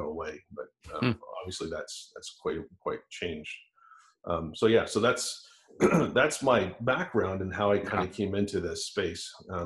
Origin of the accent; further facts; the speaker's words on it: Toronto, Ontario, Canada; moved away as an adult; also born or lived in California; now in United States; I actually grew up, born and raised in Toronto, Canada